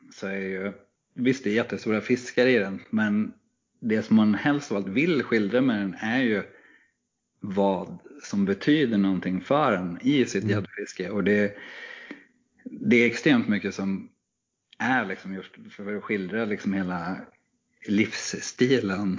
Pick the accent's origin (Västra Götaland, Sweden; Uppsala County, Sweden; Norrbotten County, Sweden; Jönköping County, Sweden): Uppsala County, Sweden; Knivsta; moved away; also born or lived in Gothenburg; när jag växte upp i Knivsta så kunde man hyra filmen Gädda på den lokala videobutiken